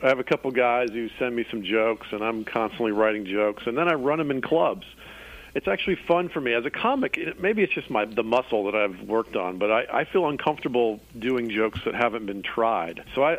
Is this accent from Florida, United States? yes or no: no; Atlanta, Georgia, United States; I grew up in Atlanta, so I've been a Falcons fan forever, which has been a tough life.